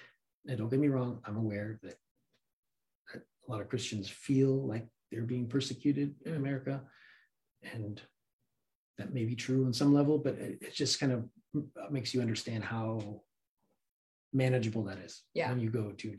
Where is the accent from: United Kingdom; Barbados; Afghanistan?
Afghanistan; I said, you know, I'm from Afghanistan originally.